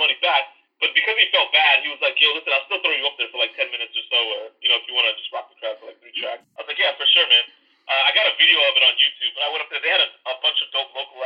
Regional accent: Canada; moved away as an adult; now in New York, United States; I'm Canadian and my dad's side of the family is up in Canada

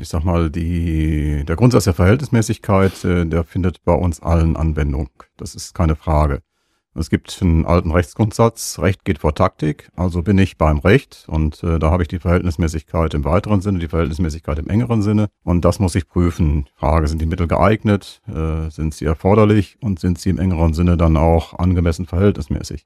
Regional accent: Münster, North Rhine-Westphalia, Germany; dass wir wirklich gebürtige Münsteraner sind

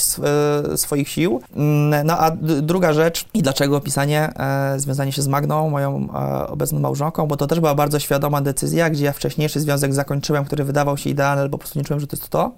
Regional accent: Poland; jesteśmy z Polski

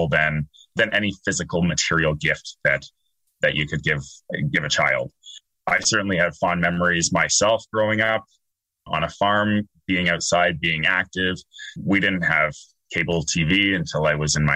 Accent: Dorchester, Ontario, Canada; moved away as an adult; also born or lived in Toronto / Milton; now in South Georgian Bay, Canada; I had actually grown up outside London, Andrew, on a small farm in Dorchester

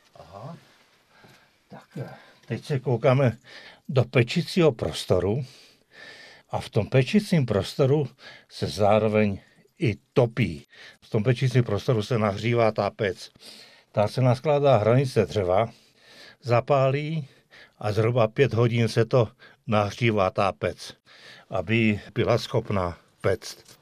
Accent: Slovakia; moved away as an adult; now in Lenora, Czech Republic; já pocházím ze Slovenska, ten jsem se i pekařskému řemeslu vyučil

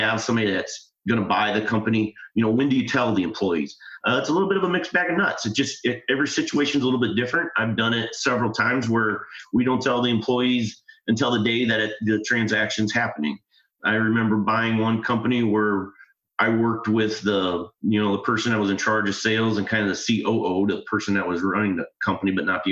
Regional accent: Midwest, United States; I'm from the Midwest

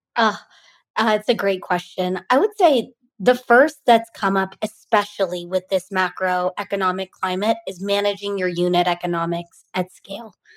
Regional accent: Bay Area, California, United States; I grew up in the Bay Area

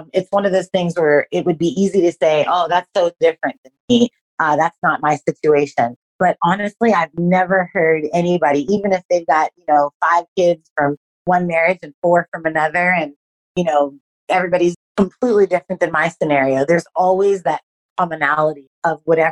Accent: Los Angeles, California, United States; moved away as an adult; also born or lived in Hong Kong; now in Australia; I'm originally from

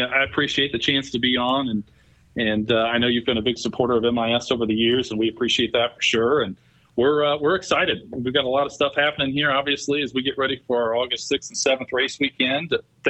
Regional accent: Central Missouri, United States; moved away as an adult; also born or lived in Kansas; now in Michigan, United States; I grew up in Central Missouri. I went to school and studied marketing.

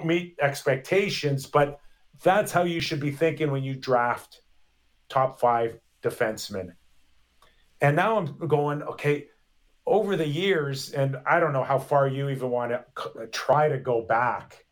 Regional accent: Toronto, Ontario, Canada; I was born and raised in Toronto

